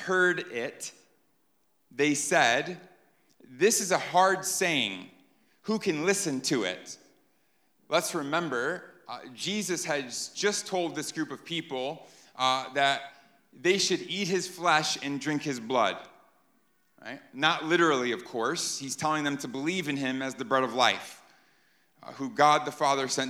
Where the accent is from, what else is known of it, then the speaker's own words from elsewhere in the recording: New York, United States; moved away; I'm from New York